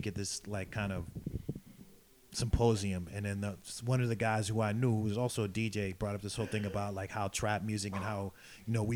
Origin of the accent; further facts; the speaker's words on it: New York City, New York, United States; moved away as an adult; now in Berlin, Germany; I'm from Brooklyn, New York